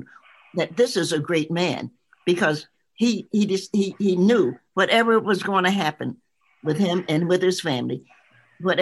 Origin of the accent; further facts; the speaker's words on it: the South, United States; I'm a Southerner.